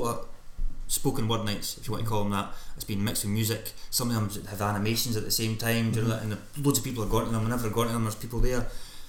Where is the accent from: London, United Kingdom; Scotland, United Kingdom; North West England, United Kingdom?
Scotland, United Kingdom